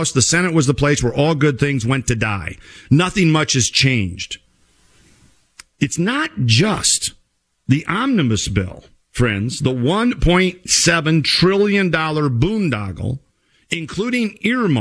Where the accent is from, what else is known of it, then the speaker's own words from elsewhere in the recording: Minnesota, United States; my home state of Minnesota